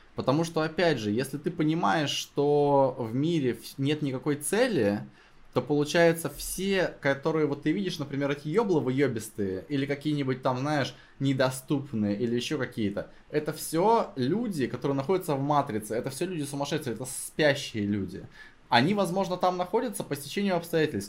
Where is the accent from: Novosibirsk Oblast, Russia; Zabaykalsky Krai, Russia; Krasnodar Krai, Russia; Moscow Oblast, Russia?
Novosibirsk Oblast, Russia; Novosibirsk; я из Новосибирска